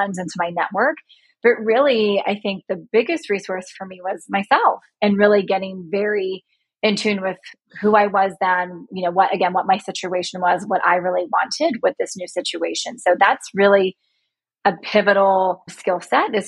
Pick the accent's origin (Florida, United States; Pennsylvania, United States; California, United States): Florida, United States; right outside of Tampa; moved away as an adult; also born or lived in Buffalo, New York / Tennessee; now in Chicago, United States; I grew up in right outside of Tampa, Florida.